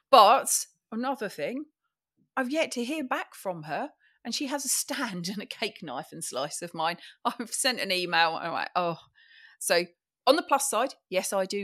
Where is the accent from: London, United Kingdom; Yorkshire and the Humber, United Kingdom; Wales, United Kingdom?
London, United Kingdom; maybe it's because I'm a Londoner.